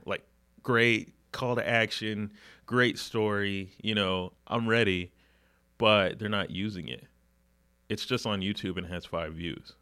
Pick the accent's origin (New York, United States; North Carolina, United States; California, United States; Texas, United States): North Carolina, United States; Huntersville; I grew up in the Charlotte area, grew up in Huntersville